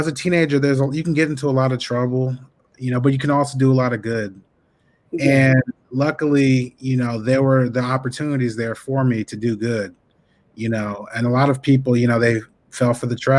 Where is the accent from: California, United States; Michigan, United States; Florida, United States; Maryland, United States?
California, United States; East Palo Alto; also born or lived in Oakland; I was born in Oakland at the Naval Hospital, and I was raised mostly in East Palo Alto.